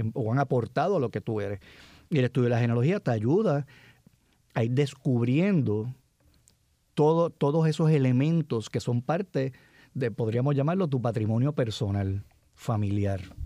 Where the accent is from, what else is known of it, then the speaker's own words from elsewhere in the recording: San Juan, Puerto Rico; Yo me crié en la, en la década del 60, muchachito, y todos los muchachos que, que se criaron conmigo en Cupey